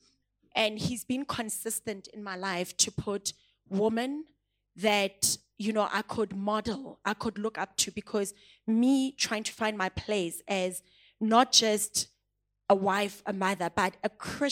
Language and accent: English; Pretoria, Gauteng, South Africa; English is a second language; moved away; also born or lived in Klerksdorp, North West, South Africa; when I moved from Hammanskraal to Klerksdorp, it's two different areas. I'm from Pitori and I'm going to Botswaneng. I could not even speak the language.